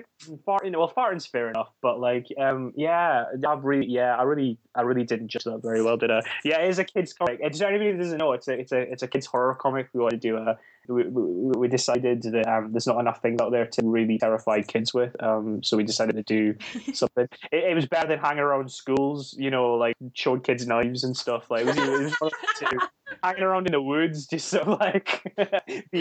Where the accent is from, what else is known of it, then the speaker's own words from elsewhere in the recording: Scotland, United Kingdom; I'm Scottish